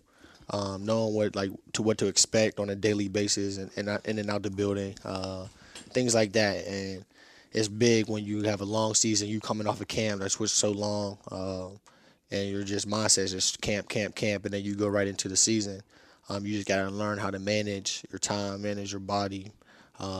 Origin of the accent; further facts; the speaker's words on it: Pittsburgh, Pennsylvania, United States; staying home and playing for my hometown